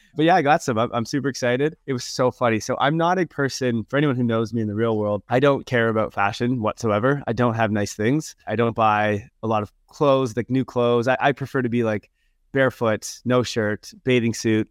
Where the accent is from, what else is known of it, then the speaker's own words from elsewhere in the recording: Canada; accent: super Canadian; I'm from Canada